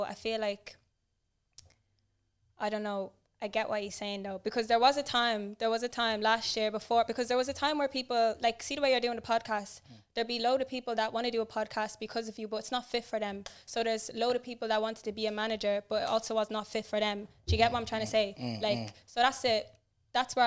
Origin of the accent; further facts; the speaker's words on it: Cork, Munster, Ireland; also born or lived in Blanchardstown, Dublin; when I was growing up there, it was actually in Cork